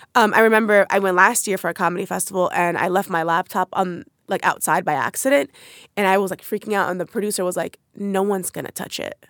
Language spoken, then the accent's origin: English; United States; I grew up in New York, New Jersey area.